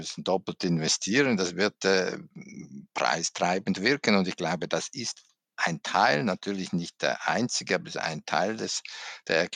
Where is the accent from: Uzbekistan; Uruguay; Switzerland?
Switzerland; als Schweizer sagen kann, was er genau